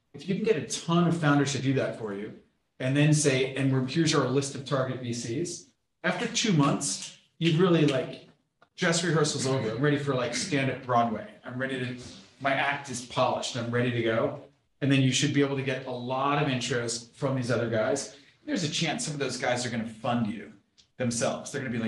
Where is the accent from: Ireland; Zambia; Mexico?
Mexico; Like, I'm from Mexico, you know, I don't, how am I supposed to know all these people in Silicon Valley, right?